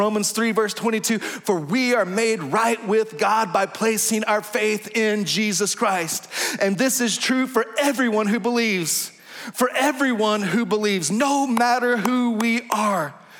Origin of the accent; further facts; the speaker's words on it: Texas, United States; accent: Texas drawl; I'm from Texas. I'm talking to the person of Hank. I feel a little Texas drawl coming on right there.